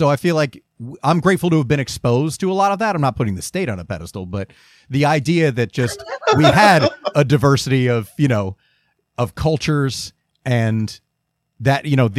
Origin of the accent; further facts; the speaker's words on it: Lakewood, New Jersey, United States; You know, I grew up in Lakewood